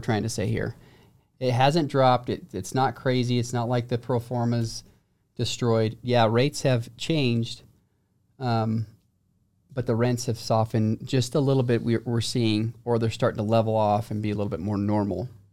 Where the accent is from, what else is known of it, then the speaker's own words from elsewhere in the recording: St. George, Utah, United States; I'm from Saint George